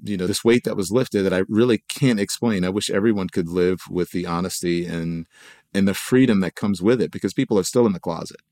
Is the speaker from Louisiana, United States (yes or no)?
yes; Louisiana, United States; growing up in Louisiana